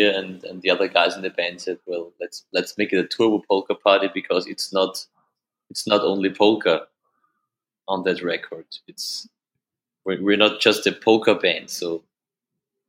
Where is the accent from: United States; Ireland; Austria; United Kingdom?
Austria; accent: Austrian German; first language German; English is a second language; German, of course, which is my mother language. I mean, it's more Austrian than German